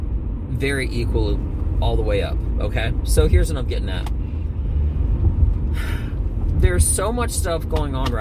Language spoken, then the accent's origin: English; Northeast, United States; I'm from the Northeast